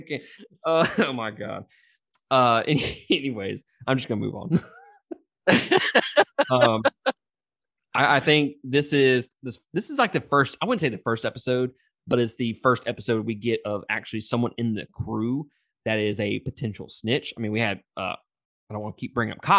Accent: Mississippi, United States; I'm from Mississippi

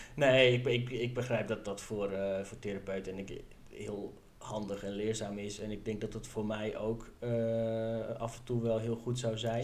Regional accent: northern Netherlands, Netherlands; Ik kom ook uit het noorden van het land

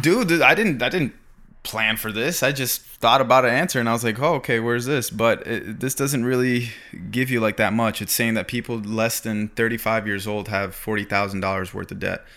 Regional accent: Florida, United States; moved away as an adult; now in Los Angeles, United States; I was raised in Florida

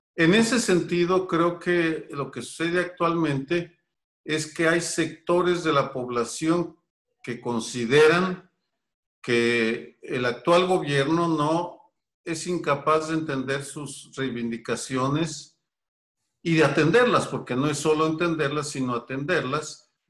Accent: Guadalajara, Jalisco, Mexico; moved away as an adult; also born or lived in Mexico City; yo crecí en Guadalajara, me involucré en política estudiantil en mi ciudad natal

